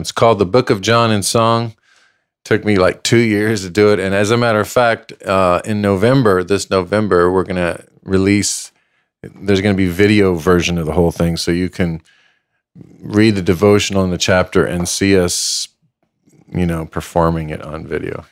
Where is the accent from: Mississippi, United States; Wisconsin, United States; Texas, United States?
Texas, United States; El Paso; moved away; also born or lived in Los Angeles; I was born and raised in El Paso, Texas